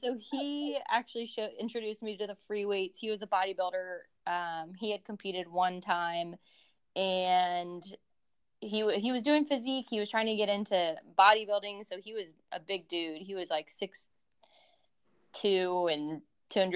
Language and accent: English; Virginia, United States; also born or lived in Ohio; I'm originally from Virginia